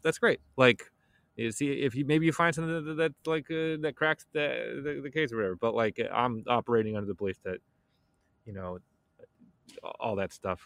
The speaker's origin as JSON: {"language": "English", "town": "Chicago", "region": "Illinois", "country": "United States", "said": "I'm from Chicago"}